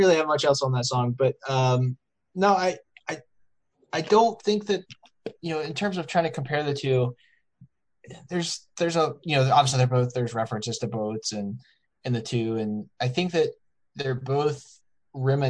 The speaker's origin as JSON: {"language": "English", "region": "Virginia", "country": "United States", "tie": "born or raised there", "said": "we grew up in Virginia"}